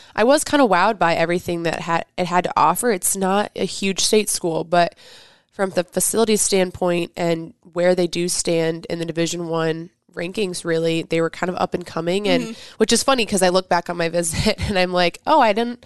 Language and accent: English; Kansas City, United States; moved away; also born or lived in Omaha, Nebraska; I am from Kansas City